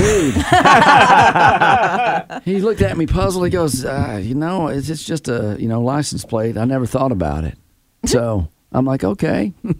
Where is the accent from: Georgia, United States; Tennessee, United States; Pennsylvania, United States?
Tennessee, United States; I'm from Tennessee.